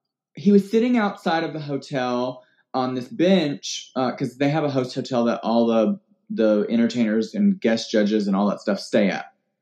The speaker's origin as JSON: {"language": "English", "town": "Birmingham", "region": "Alabama", "country": "United States", "moved": "yes", "lives_now": "Florida, United States", "said": "I'm not from here. I'm originally from Birmingham, Alabama."}